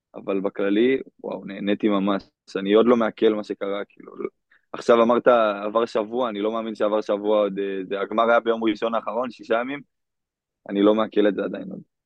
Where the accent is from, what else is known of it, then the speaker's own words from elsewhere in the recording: Kadima Zoran, Central District, Israel; אני מקדימה צורן במקור